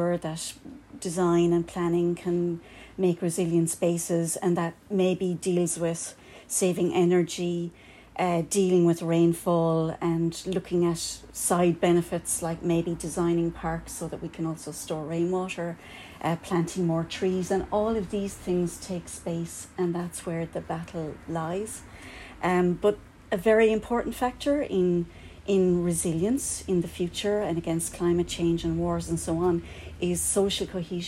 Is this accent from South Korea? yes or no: no; Kerry, Munster, Ireland; now in Cork, Ireland; I'm not from here. I have to tell you, no, I'm from Kerry